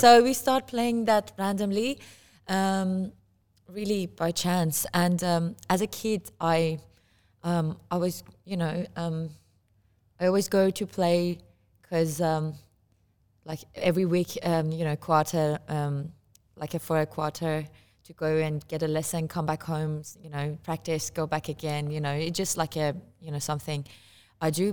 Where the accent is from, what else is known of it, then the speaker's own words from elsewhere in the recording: Iran; moved away; I come from Iran and I play santur